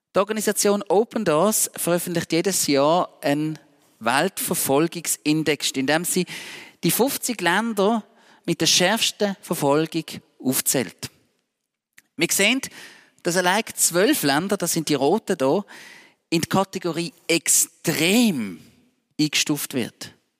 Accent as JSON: {"language": "German", "country": "Switzerland", "said": "Als Schweizer Bürger"}